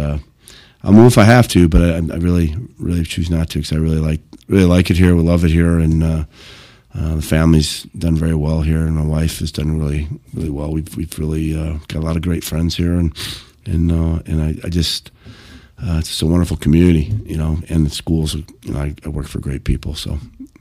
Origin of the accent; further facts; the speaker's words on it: Rockford, Illinois, United States; I'm from Rockford